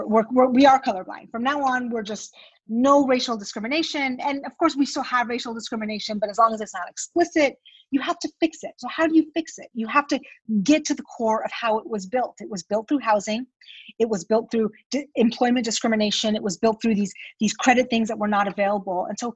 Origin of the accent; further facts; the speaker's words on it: Iran; born there; moved away; I was born in Iran